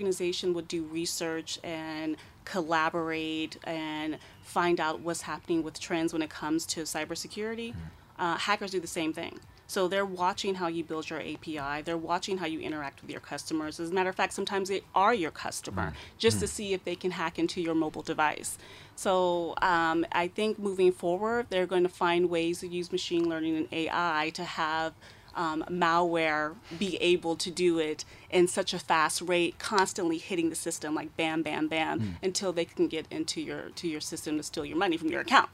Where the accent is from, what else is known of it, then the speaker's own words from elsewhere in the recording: United States; moved away; I'm from the States